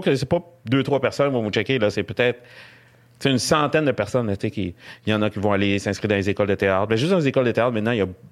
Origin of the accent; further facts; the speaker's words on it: Quebec, Canada; accent: Québécois; j'ai un accent québécois